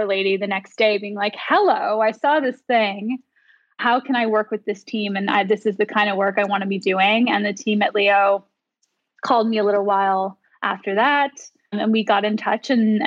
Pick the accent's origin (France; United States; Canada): Canada; St. John's, Newfoundland and Labrador; also born or lived in Corner Brook / Mount Pearl; I was born in Corner Brook, but I grew up in St. John's. But I'm from Mount Pearl